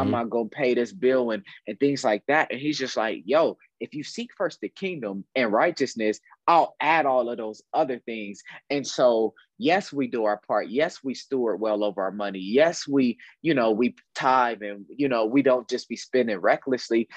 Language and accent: English; Dayton, Ohio, United States; I'm from Dayton, Ohio. Uh, I uh, grew up on the west side of Dayton